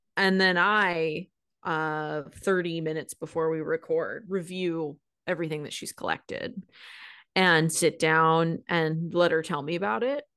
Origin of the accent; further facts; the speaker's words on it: Seattle, Washington, United States; I, growing up in Seattle